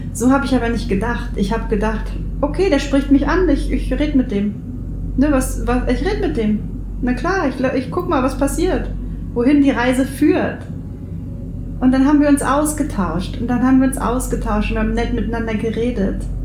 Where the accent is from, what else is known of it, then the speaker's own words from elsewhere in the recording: near the Baltic Sea, Baltic coast, Germany; in meiner Heimat hier in der Nähe der Ostsee